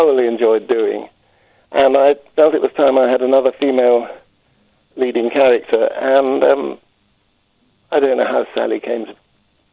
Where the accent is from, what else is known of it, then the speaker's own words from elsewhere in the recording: London, United Kingdom; now in Harrogate, United Kingdom; I'm a Londoner, but I've moved steadily northwards